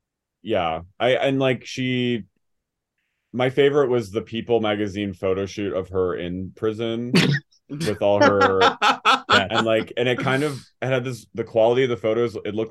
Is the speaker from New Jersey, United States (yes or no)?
yes; New Jersey, United States; I'm from Jersey